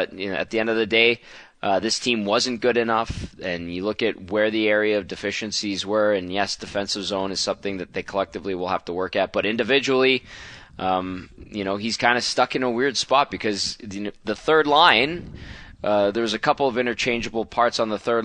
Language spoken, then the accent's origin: English; Edmonton, Alberta, Canada; my hometown. My fellow Edmontonians